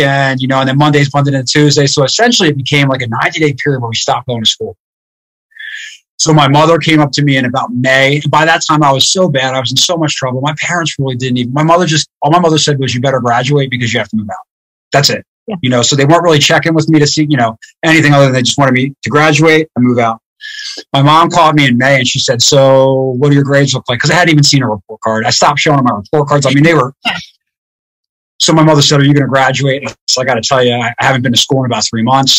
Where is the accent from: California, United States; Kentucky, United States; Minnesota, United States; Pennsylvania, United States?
Pennsylvania, United States; outside Philadelphia; moved away as an adult; I grew up in a town right outside of Philadelphia, like 5 minutes outside of Philadelphia.